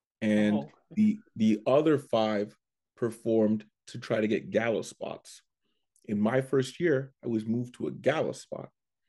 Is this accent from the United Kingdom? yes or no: no; Canada; but because I'm from Canada, they go, all right, we'll give you 5.